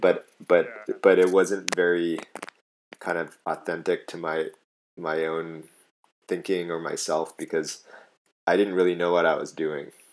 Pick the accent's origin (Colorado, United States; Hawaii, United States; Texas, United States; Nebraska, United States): Hawaii, United States; moved away; also born or lived in Netherlands; I'm from Hawaii originally, and so I tried to move home